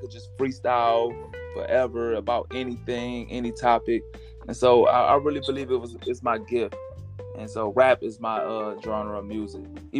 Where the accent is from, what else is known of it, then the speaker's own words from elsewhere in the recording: Toledo, Ohio, United States; I'm from Toledo, Ohio.